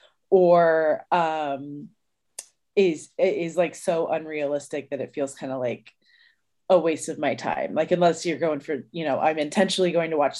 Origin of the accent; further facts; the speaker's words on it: Indianapolis, Indiana, United States; I'm a comedian from Indianapolis